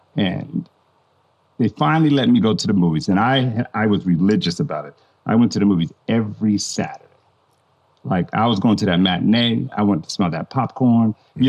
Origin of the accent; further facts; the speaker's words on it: Nebraska, United States; also born or lived in Germany; my dad being in the military. I grew up in Germany. I grew up in Nebraska. I just traveled a lot and just got to experience a lot.